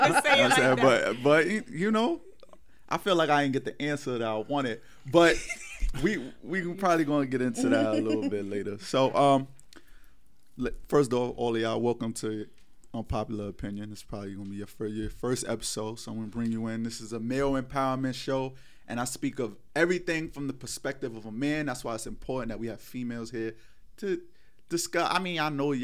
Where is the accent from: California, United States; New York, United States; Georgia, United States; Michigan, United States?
New York, United States; New York City; I'm from Harlem